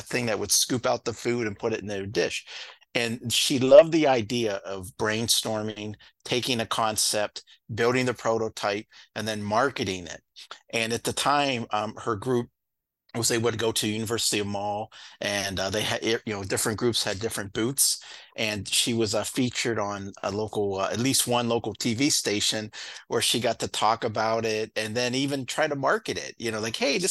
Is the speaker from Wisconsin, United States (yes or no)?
no; Ohio, United States; now in Vermont, United States; I'm actually from Ohio originally